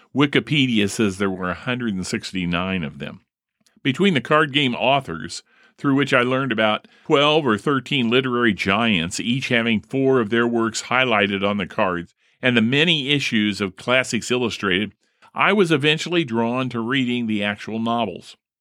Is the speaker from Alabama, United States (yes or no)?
no; Primrose Avenue, Indiana, United States; growing up on Primrose Lane, or er, Primrose Avenue